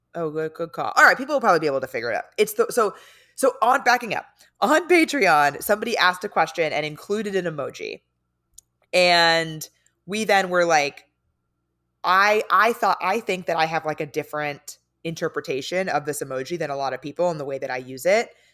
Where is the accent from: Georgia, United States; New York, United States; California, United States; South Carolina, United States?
California, United States; San Diego; now in Los Angeles, United States; I'm from San Diego